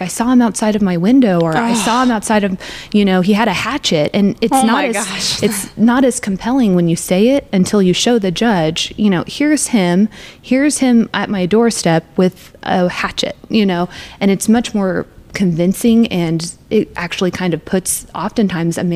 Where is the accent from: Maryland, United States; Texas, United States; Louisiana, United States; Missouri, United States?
Missouri, United States; Springfield; also born or lived in Kansas City; I'm from Springfield, born and raised